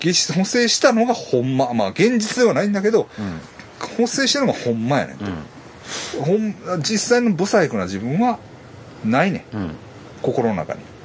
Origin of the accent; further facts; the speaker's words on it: Kobe, Hyogo, Japan; 僕神戸です